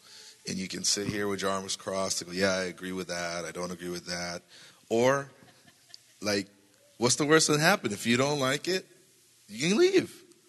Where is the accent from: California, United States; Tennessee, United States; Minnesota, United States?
California, United States; I didn't know anybody. I came from Southern California.